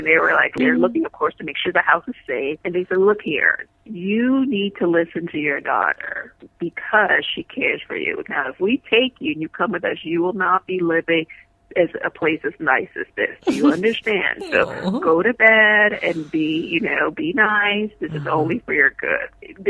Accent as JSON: {"language": "English", "town": "New Orleans", "region": "Louisiana", "country": "United States", "said": "I remember telling the therapist, we came from New Orleans."}